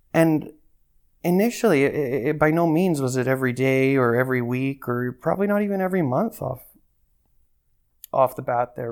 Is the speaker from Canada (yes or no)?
yes; Calgary, Alberta, Canada; I've been born and raised in Calgary